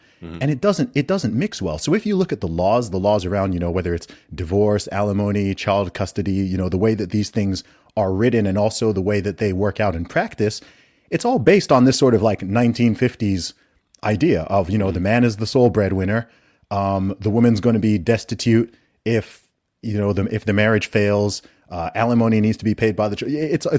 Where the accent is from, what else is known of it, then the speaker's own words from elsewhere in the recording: Saudi Arabia; I'm also from a Nigerian background. I'm not like totally westernized. I grew up in Saudi Arabia in the Middle East.